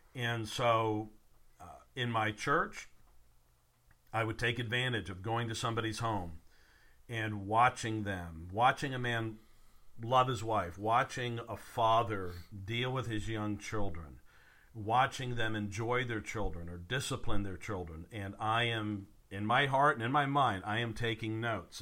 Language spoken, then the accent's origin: English; the South, United States; also born or lived in Virginia; growing up in the South